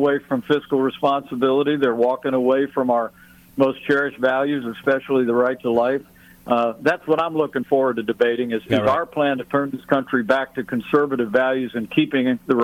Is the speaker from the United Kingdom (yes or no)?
no; Indiana, United States; I have a heavy Hoosier bias